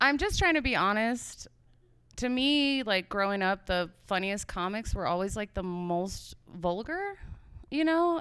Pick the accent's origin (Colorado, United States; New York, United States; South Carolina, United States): Colorado, United States; Ignacio; also born or lived in Montrose, Colorado; I grew up and went to s, to school in Ignacio